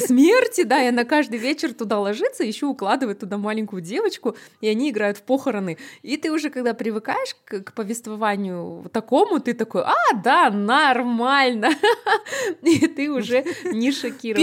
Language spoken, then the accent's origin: Russian; Kazakhstan